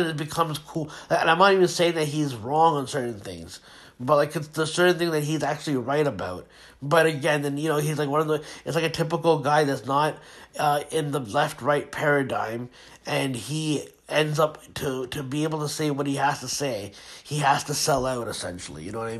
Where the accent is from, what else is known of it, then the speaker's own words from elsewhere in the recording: Pakistan; I'm Pakistani